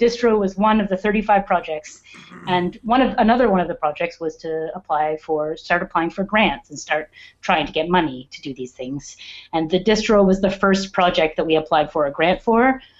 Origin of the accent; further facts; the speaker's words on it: Perth, Ontario, Canada; also born or lived in Edmonton; Perth, Ontario.